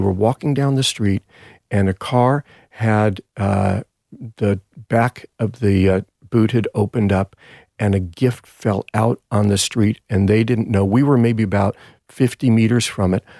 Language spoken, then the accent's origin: English; Los Angeles, California, United States; moved away as an adult; now in Sydney, Australia; back in Encino, my hometown